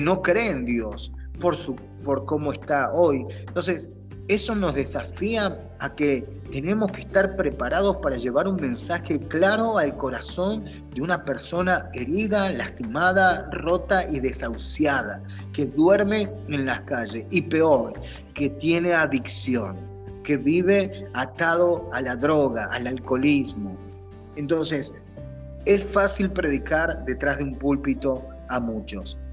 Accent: Argentina; now in United States; como decimos en Argentina

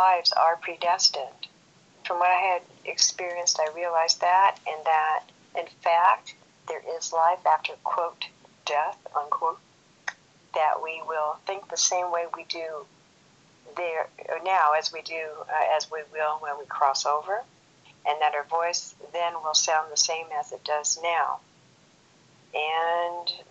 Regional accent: Los Angeles, California, United States; moved away as an adult; now in Las Vegas, United States; I'm originally from Los Angeles, California

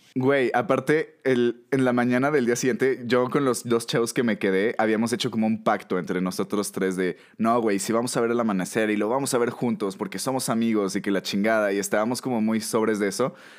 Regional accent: Mexico

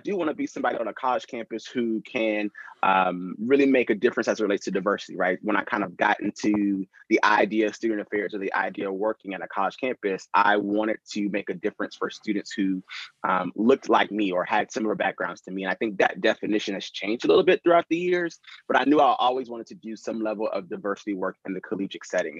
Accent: North Carolina, United States; moved away as an adult; also born or lived in Tampa; I love growing up in North Carolina

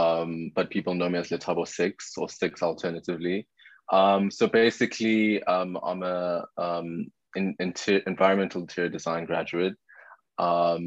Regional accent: Pretoria, Gauteng, South Africa; born and raised in Pretoria, moved around a bit

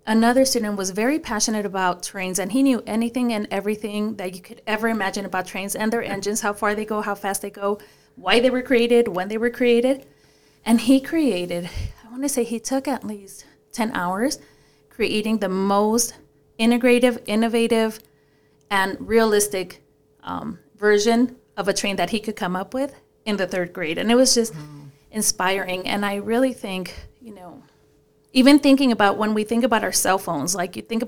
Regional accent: Paramount, California, United States; English is a second language; growing up in Paramount, which is a very, very poor area

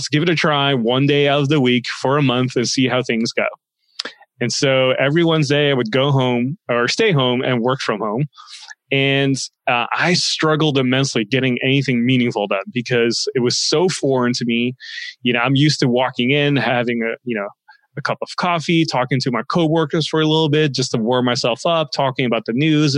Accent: Netherlands; moved away as an adult; also born or lived in Los Angeles, United States; now in United States; I grew up in the Netherlands for most of my life. And I moved to the States

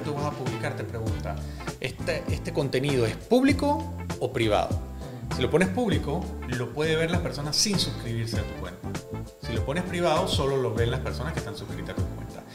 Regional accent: Panama; somos todos panameños

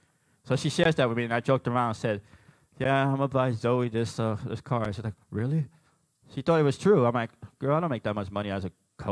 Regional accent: New York, United States; I'm not Italian, I'm Puerto Rican. But yeah, we kind of look alike because we're both from New York.

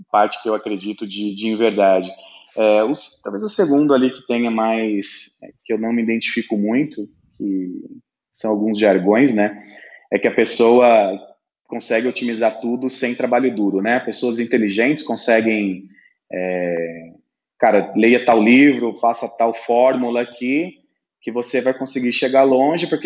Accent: São Paulo, Brazil; o meu propósito hoje é diferente do propósito que eu tinha quando eu vim do interior de São Paulo.

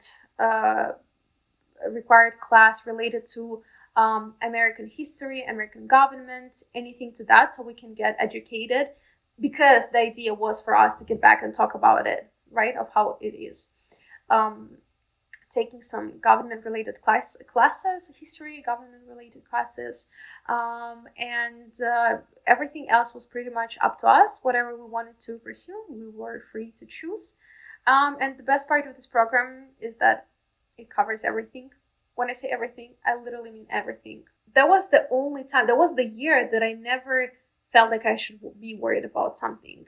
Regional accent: Nizhnekamsk, Tatarstan, Russia; English is a second language; moved away as an adult; also born or lived in Moscow, Russia; now in Tampa, United States; my hometown, it's Nizhny Kamsk

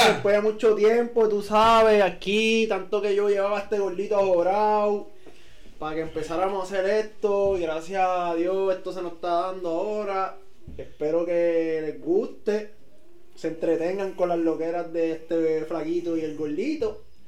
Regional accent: Puerto Rico; somos puertorriqueños

